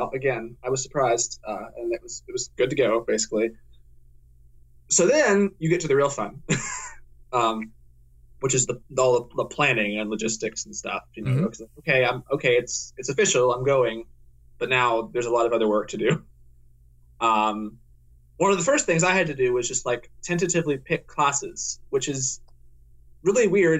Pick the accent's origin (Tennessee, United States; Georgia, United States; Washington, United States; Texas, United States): Tennessee, United States; Worcester's in Ohio. I'm from Tennessee.